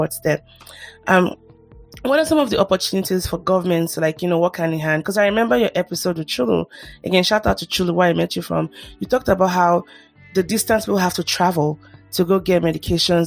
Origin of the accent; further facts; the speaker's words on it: Nigeria; I'm Nigerian